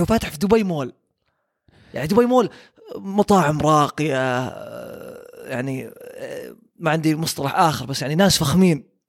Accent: Saudi Arabia

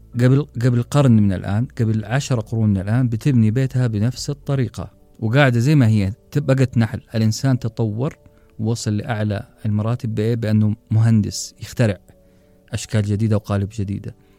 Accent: Saudi Arabia; إحنا كعرب أو كسعوديين

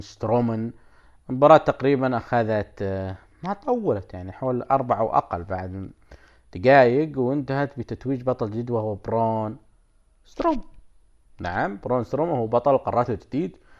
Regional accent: Saudi Arabia; عندنا بالسعوديه

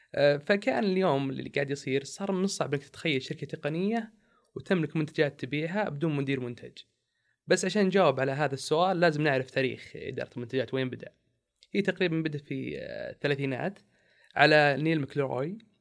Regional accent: Saudi Arabia; إحنا كسعوديين

